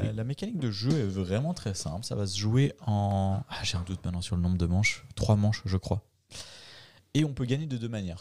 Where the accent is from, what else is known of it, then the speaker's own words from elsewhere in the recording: Bulle, Fribourg, Switzerland; nous, euh, pauvres Bullois